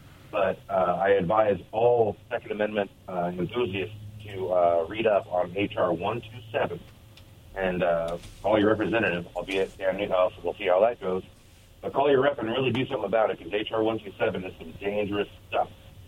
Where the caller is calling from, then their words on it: British Columbia, Canada; Hey, guys.